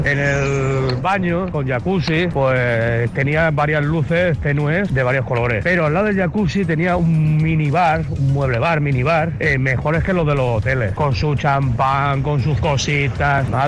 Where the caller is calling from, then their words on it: Madrid, Community of Madrid, Spain; de Madrid.